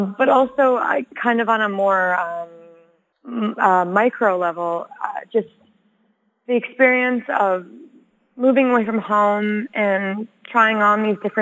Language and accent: English; United States; I'm American and my family's been here for a minute